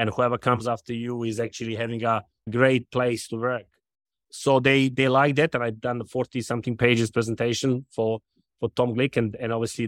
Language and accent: English; Belgrade, Serbia; also born or lived in London; now in Charlotte, United States; I was born in Serbia, Belgrade.